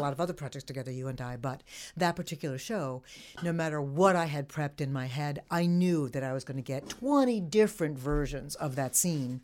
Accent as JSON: {"language": "English", "area": "the Hamptons", "region": "New York", "country": "United States", "tie": "born or raised there", "also_born_or_lived": "Fredonia, New York", "said": "I grew up in the Hamptons"}